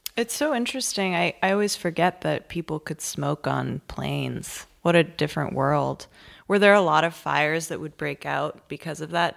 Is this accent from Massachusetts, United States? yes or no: yes; Massachusetts, United States; I am from Massachusetts